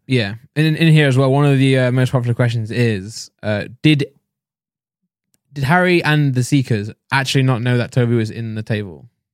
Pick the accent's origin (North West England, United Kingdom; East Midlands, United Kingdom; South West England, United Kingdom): East Midlands, United Kingdom; Nottingham; I'm from Nottingham